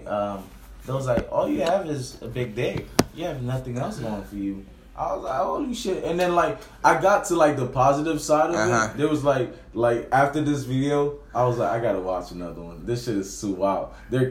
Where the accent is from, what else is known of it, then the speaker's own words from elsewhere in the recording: Miami Beach, Florida, United States; also born or lived in Haiti; Miami Beach.